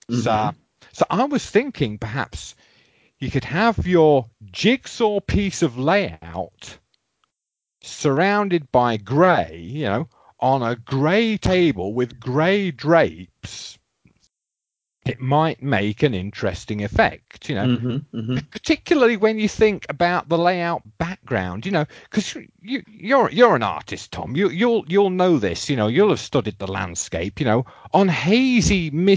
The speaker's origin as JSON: {"language": "English", "region": "North Sea coast of England", "country": "United Kingdom", "tie": "born or raised there", "said": "I grew up on the North Sea coast of England"}